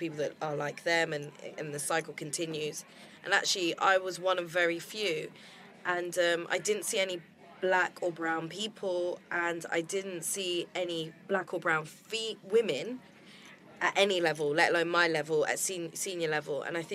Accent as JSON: {"language": "English", "region": "London", "country": "United Kingdom", "said": "I was originally from London"}